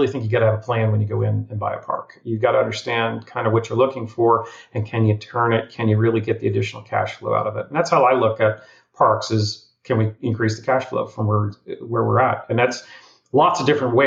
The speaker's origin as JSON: {"language": "English", "region": "New Jersey", "country": "United States", "tie": "born or raised there", "moved": "yes", "lives_now": "Florida, United States", "said": "my growing up in New Jersey"}